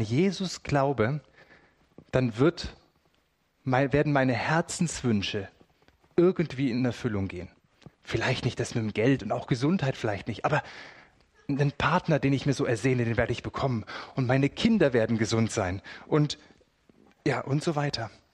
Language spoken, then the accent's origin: German; Germany; bei uns in Deutschland